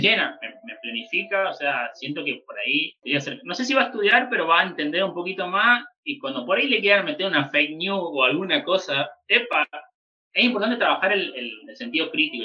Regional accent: Chaco, Argentina; moved away; iba a Chaco también, a mi pueblo, o sea, dentro de Chaco y después puntualmente a mi pueblo, donde yo nací

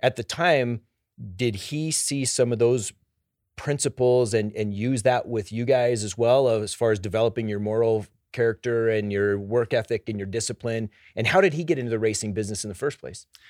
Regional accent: Denver, Colorado, United States; I grew up here in Denver

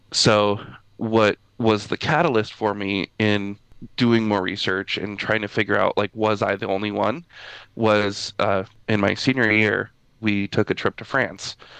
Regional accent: Midwest, United States; I grew up in Midwest uh, United States

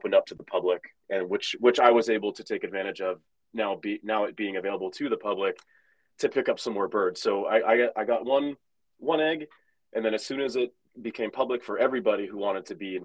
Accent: Boston, Massachusetts, United States; moved away as an adult; now in Seattle, United States; we're both from Massachusetts, both Boston area musicians

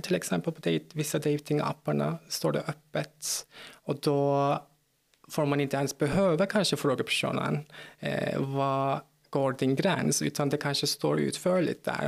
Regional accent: Turkey; Swedish is a second language; moved away as an adult; also born or lived in South Korea; now in Malmö, Sweden; jag är född och uppvuxen i Turkiet, så där har jag bott fram tills jag var 23

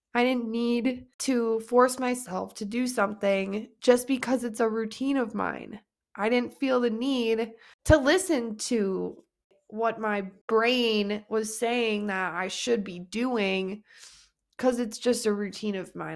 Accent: Wisconsin, United States; we are from Wisconsin

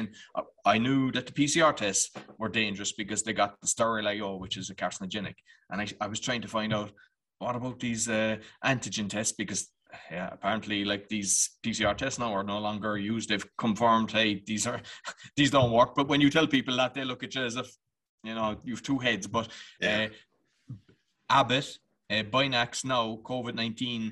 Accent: Ireland; I'm Irish

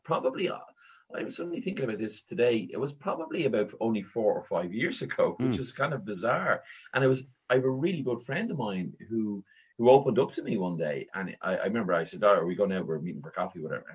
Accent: Dublin, Leinster, Ireland; I was born and raised in Raheny in Dublin.

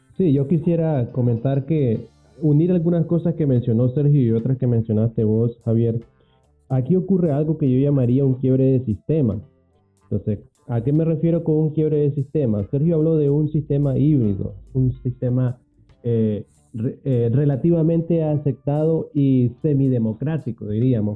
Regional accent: Camoapa, Boaco, Nicaragua; de donde yo soy, Radio Camuapa

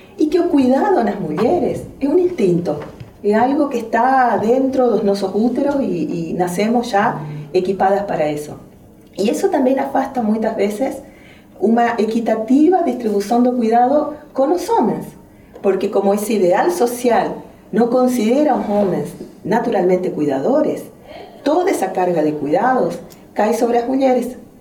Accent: Argentina; accent: strong Argentine; moved away as an adult; also born or lived in Spain; now in Brazil; vou falar com um forte sotaque argentino

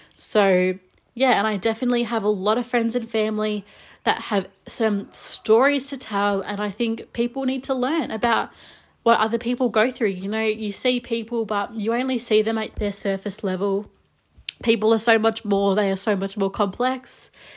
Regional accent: Melbourne, Victoria, Australia; I'm from Melbourne, Australia

